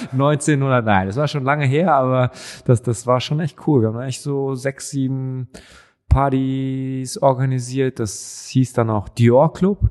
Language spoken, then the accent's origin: German; Düsseldorf, North Rhine-Westphalia, Germany; also born or lived in Cologne; now in Berlin, Germany; wir in Düsseldorf